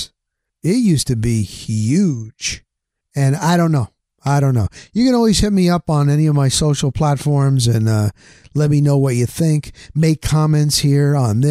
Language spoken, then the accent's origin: English; New Jersey, United States; I grew up in New Jersey